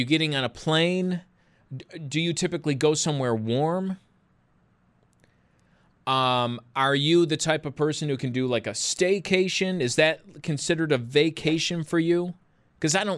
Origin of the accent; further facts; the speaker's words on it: Buffalo, New York, United States; Buffalo, my hometown that I love here